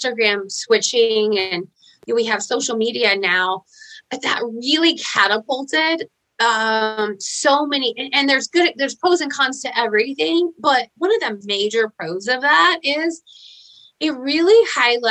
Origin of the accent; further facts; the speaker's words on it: Fayetteville, Arkansas, United States; moved away as an adult; so I came back to the hometown I was born in Fayetteville and Arkansas